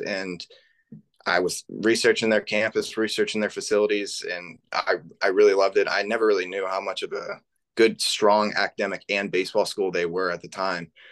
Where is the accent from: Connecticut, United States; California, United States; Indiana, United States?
Indiana, United States; Middlebury; I'm from Northern Indiana